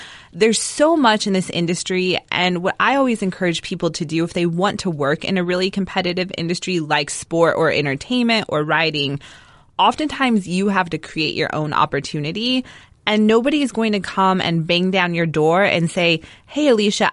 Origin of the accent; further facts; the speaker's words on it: Denver, Colorado, United States; now in Malibu, United States; I grew up in Denver